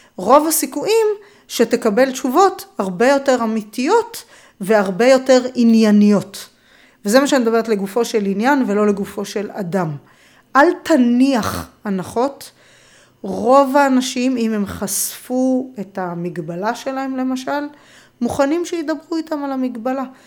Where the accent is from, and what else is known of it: Israel